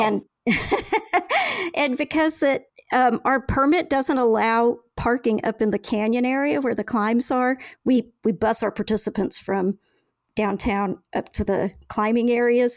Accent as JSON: {"language": "English", "region": "Oklahoma", "country": "United States", "moved": "yes", "lives_now": "Valdez, United States", "said": "I'm from Oklahoma"}